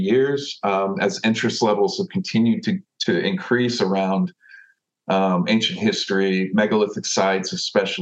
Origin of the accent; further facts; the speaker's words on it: Austin, Texas, United States; I've lived here, I grew up here in Austin